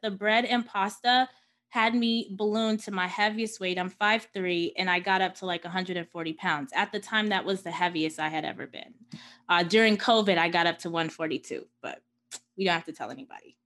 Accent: New York City, New York, United States; I was born and raised in Queens, New York

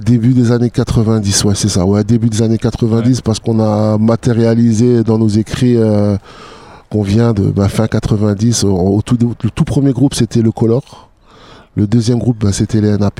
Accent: Strasbourg, Grand Est, France; j'ai toujours vécu dans le mélange parce que j'ai grandi sur Haute-Pierre jusqu'à l'âge de 12-13 ans.

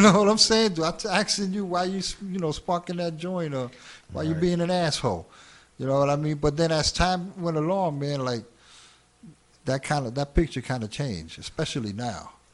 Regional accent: New York City, New York, United States; also born or lived in Hell's Kitchen, New York City / Queensbridge, Queens; I was born in Hell's Kitchen till the age of five. At the age of five, I moved up to um, Spanish Harlem, 115 in Madison, and that's where it was all, you know, that's where it all began.

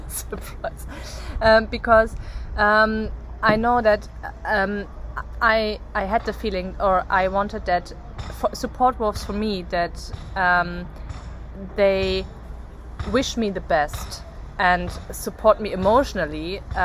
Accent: Bavaria, Germany; born there; English is a second language; even though I was born in Bavaria, but I not fully grew up there, so the Bavarians don't think I'm Bavarian

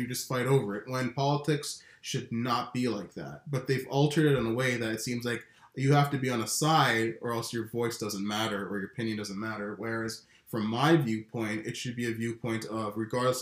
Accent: Canada; As a Canadian

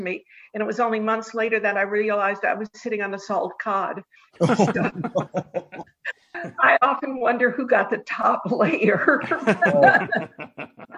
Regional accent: Denver, Colorado, United States; I am from Denver, Colorado, of all strange places. I am not an East Coast person. I'm a Westerner.

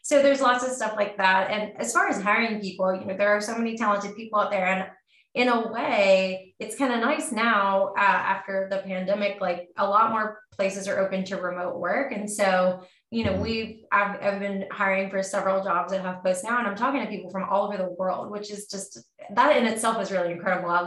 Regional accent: West Virginia, United States; moved away as an adult; also born or lived in Washington, D.C.; I'm from West Virginia

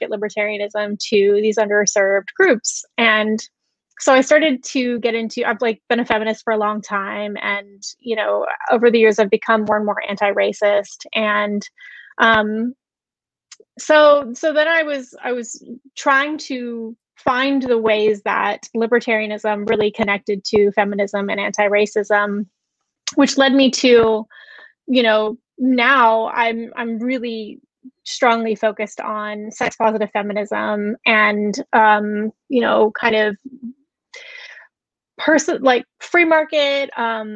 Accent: Alabama, United States; I grew up Southern Baptist in Alabama, very conservative

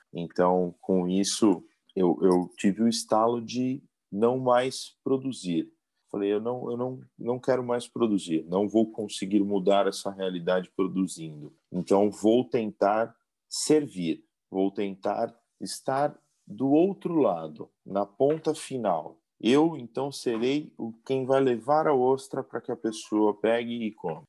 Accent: São Paulo, Brazil; also born or lived in Florianópolis / Chile; eu sou da cidade de São Paulo

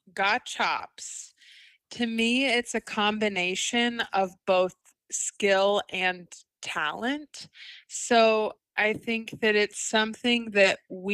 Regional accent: Chillicothe, Ohio, United States; moved away as an adult; now in Winston-Salem, United States; I'm originally from Chillicothe, Ohio, which is, fun fact for you trivia people out there, the first capital of Ohio

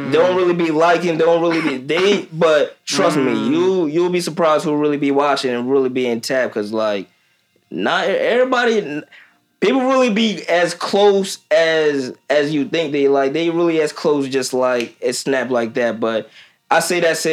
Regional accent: Delaware, United States; also born or lived in Kenya; I'm from Delaware.

